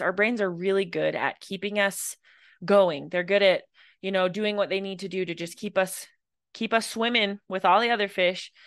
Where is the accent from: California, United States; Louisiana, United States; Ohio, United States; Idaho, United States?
Idaho, United States; I grew up in Idaho